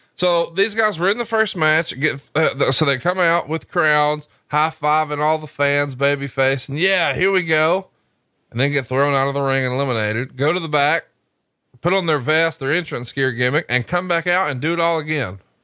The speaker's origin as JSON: {"language": "English", "region": "Alabama", "country": "United States", "said": "Because I'm from Alabama, I can't be cultured"}